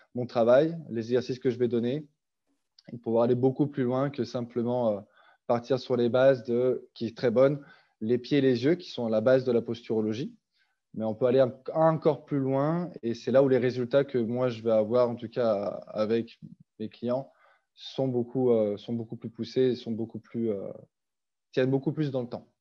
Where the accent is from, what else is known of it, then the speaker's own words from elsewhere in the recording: France; moved away as an adult; also born or lived in Switzerland; now in Canada; je suis français